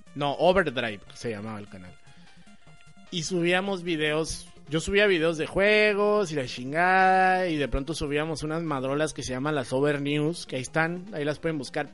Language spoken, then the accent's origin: Spanish; Mexico